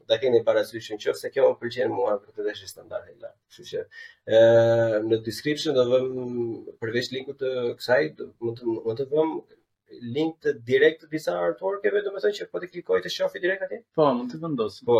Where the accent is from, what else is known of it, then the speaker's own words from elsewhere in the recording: Albania; si shqiptar